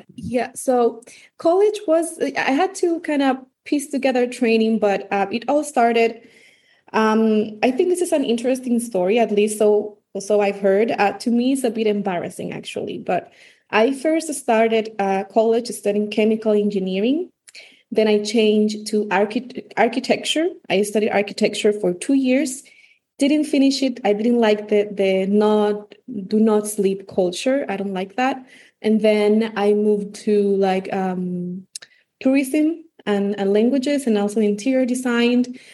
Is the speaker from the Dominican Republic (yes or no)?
yes; Santo Domingo, Distrito Nacional, Dominican Republic; English is a second language; I grew up in Santo Domingo in the Dominican Republic. Um, I've lived uh, my whole life in the Dominican Republic